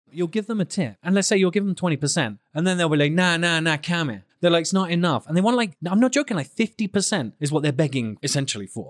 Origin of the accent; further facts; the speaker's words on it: England, United Kingdom; moved away; I'm so English